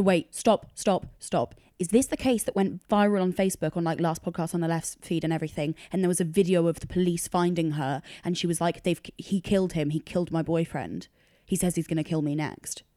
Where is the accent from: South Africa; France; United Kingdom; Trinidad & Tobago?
United Kingdom; also born or lived in London; it's bred into you as a Brit